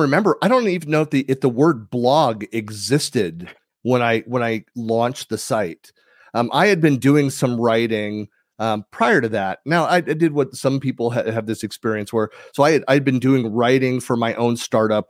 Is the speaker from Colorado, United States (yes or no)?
no; Danville, California, United States; I'm born and raised in the San Francisco Bay Area